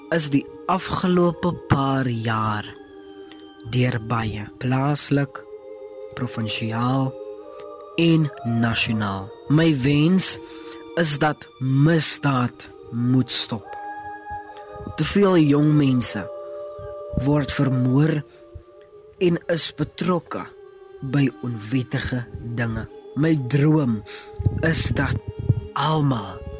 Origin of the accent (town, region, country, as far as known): South Africa; also born or lived in George